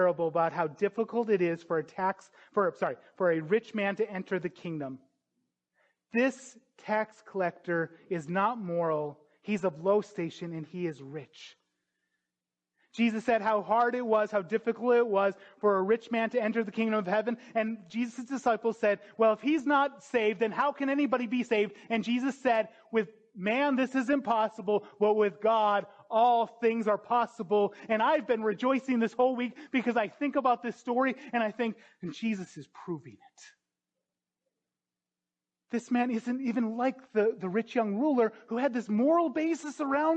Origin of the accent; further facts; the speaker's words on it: North Dakota, United States; moved away as an adult; also born or lived in Dubuque, Iowa; I grew up in North Dakota